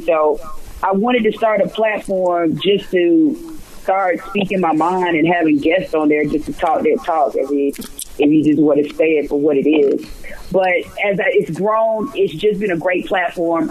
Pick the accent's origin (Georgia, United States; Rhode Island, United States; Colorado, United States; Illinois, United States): Georgia, United States; Atlanta; growing up in Atlanta and just knowing so many different civil rights leaders in this um, city